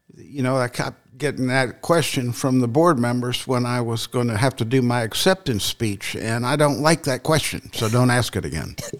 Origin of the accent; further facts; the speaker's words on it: west coast of Florida, United States; moved away as an adult; also born or lived in New Jersey; now in Linville, United States; I grew up in, on the west coast of Florida, all the way through high school